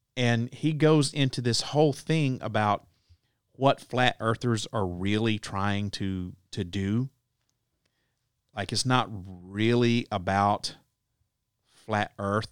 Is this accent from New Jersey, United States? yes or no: no; Southeast Alabama, United States; I grew up in Southeast Alabama